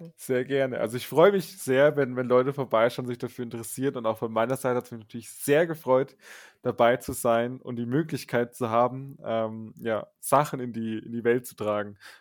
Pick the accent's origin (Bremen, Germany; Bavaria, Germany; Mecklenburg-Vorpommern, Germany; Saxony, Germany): Bavaria, Germany; northernmost; Also wir sind aus den nördlichsten Bayern und genauer gesagt, das ungefähr die Region ist das Grenzgebiet Sachsen, Thüringen, Bayern. Da sind wir ungefähr zu Hause